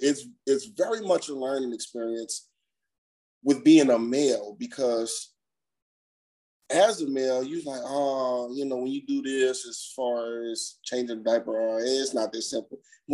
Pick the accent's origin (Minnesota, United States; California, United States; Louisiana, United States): Louisiana, United States; New Orleans; moved away as an adult; now in Maryland, United States; I am originally from New Orleans. Now I live in Maryland. Moved here after Katrina and been here ever since.